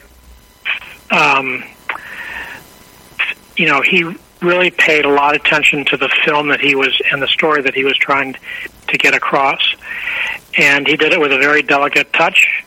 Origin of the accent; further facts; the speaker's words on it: Chicago, Illinois, United States; I was born in Chicago and right in the city.